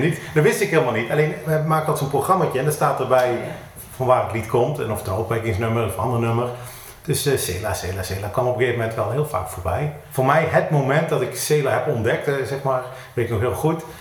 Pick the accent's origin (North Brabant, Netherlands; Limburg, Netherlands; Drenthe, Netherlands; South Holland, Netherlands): North Brabant, Netherlands; Eindhoven; Ik kom uit Eindhoven, geboren en getogen